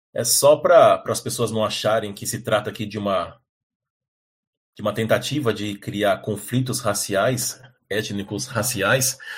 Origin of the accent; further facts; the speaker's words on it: São Paulo, Brazil; eu cresci em São Paulo